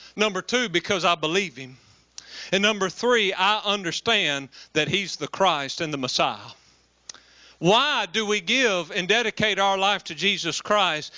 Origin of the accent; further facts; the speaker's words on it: West Monroe, Louisiana, United States; I'm a redneck from West Monroe, Louisiana